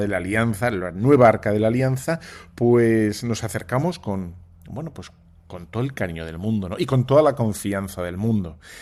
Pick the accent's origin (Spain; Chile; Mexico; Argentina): Spain; como somos muy españoles